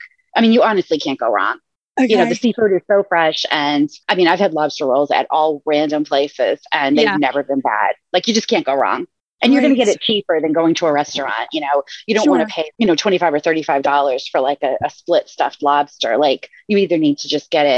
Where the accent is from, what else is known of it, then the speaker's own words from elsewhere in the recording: Massachusetts, United States; moved away as an adult; also born or lived in Rhode Island / Pensacola, Florida; now in Maine, United States; I grew up in Massachusetts and went to college in Rhode Island